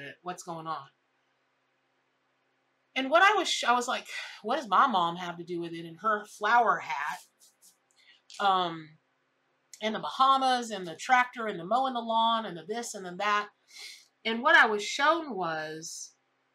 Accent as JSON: {"language": "English", "region": "Florida", "country": "United States", "tie": "born or raised there", "said": "I grew up here in Florida."}